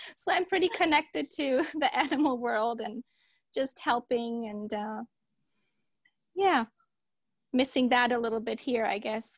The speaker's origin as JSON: {"language": "English", "country": "Germany", "tie": "born or raised there", "also_born_or_lived": "Turkey / Delaware, United States", "moved": "as an adult", "lives_now": "San Diego, United States", "said": "I was born in Germany and then mostly raised in Germany"}